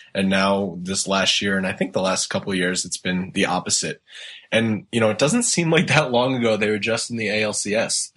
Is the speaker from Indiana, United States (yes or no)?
no; Rhode Island, United States; now in Boston, United States; I grew up in Rhode Island, uh, and actually, right now I live in Boston